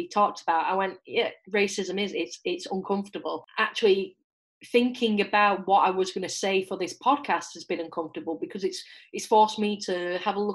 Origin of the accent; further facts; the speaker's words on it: United Kingdom; a British white woman